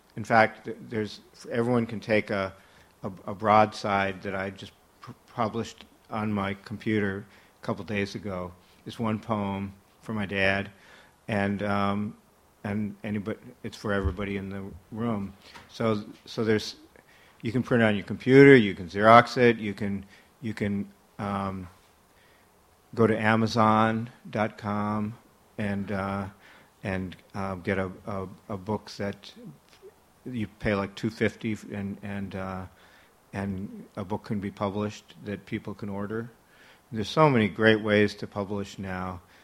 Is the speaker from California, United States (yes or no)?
no; Minnesota, United States; I came from Minnesota